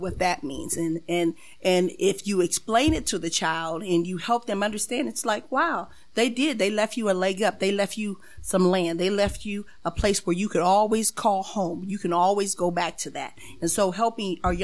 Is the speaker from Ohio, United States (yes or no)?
no; Springfield, Illinois, United States; born and raised in Springfield